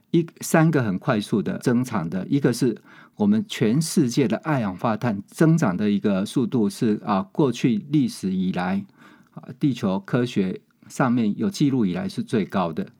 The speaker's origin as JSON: {"language": "Chinese", "region": "Changhua County", "country": "Taiwan", "tie": "born or raised there", "said": "我家乡在， 在彰化啦"}